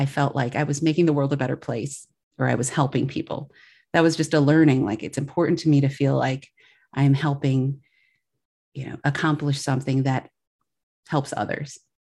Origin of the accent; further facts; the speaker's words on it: Milwaukee, Wisconsin, United States; now in Chicago, United States; I grew up in Milwaukee, Wisconsin, and I currently, we're based in Chicago